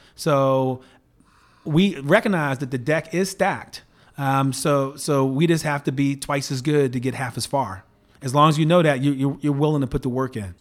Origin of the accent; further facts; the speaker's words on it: Baltimore, Maryland, United States; moved away as an adult; now in Palo Alto, United States; I went to eight different public schools growing up in and around Baltimore